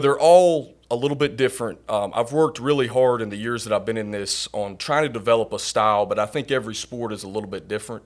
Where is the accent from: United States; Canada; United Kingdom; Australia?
United States; North Carolina; growing up in North Carolina